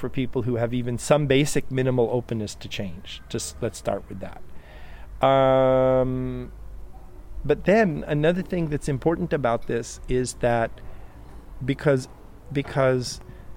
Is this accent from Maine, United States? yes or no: no; Bloomington, Indiana, United States; moved away; growing up in Bloomington